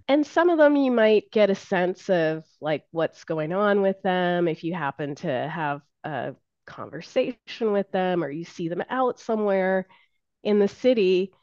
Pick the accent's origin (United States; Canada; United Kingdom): Canada; Ontario; moved away; I was from Ontario